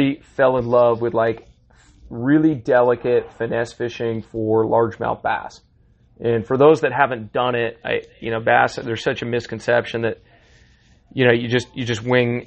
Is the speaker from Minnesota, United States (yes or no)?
no; Washington, United States; I grew up right outside Mount Rainier National Park